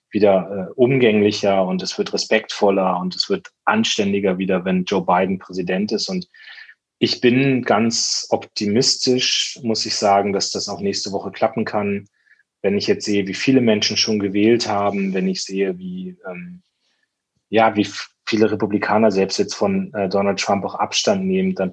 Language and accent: German; Lower Saxony, Germany; vertrete im Deutschen Bundestag meine Heimat, also das ist der Heidekreis und die Hälfte des Landkreises Rothenburg.